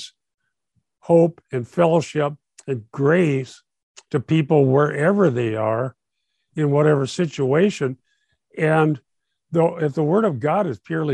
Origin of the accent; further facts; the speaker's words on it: Minnesota, United States; I'm from Minnesota